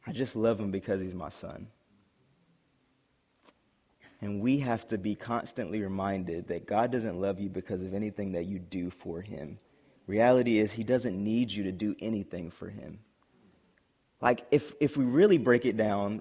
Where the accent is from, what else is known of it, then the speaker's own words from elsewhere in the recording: South Carolina, United States; moved away as an adult; I'm from South Carolina originally, and I was going to the University of North Carolina